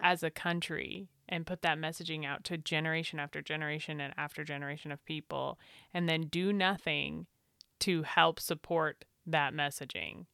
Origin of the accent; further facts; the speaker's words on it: United States; as an American